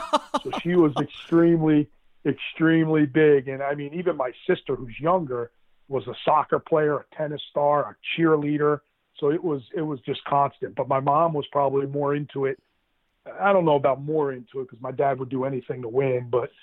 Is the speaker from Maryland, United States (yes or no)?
no; Jackson, New Jersey, United States; That's what it was. It was all sports. Jackson is a really big sports town.